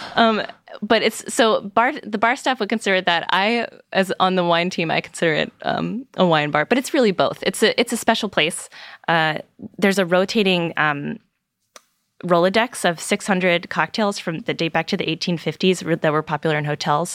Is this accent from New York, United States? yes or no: no; Virginia, United States; I'm from Virginia